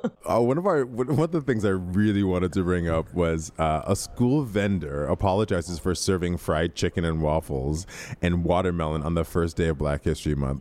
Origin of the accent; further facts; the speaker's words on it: Midwest, United States; I grew up in the Midwest